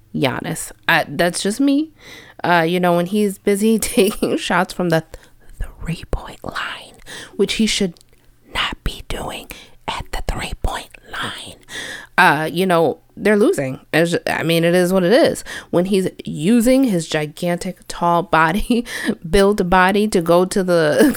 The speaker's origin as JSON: {"language": "English", "area": "a small town outside Chicago", "region": "Illinois", "country": "United States", "said": "I say from Chicago. No one knows my little town outside of Chicago."}